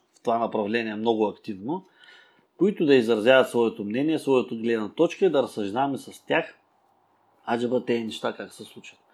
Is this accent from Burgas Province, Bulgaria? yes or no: yes; Burgas, Burgas Province, Bulgaria; ние сме от Бургас